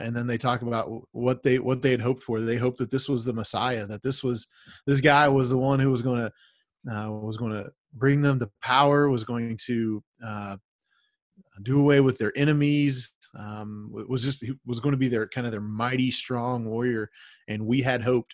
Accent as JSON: {"language": "English", "country": "United States", "said": "as American Christians, we we are Christians in America."}